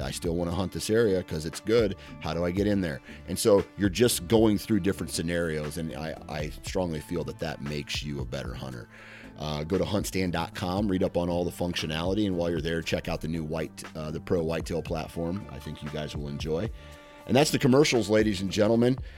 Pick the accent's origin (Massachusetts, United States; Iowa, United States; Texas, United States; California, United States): Iowa, United States; I'm from Iowa